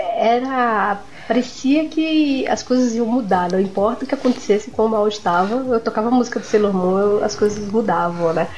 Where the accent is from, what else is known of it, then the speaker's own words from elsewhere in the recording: São Vicente, São Paulo, Brazil; eu sou de São Vicente Litoral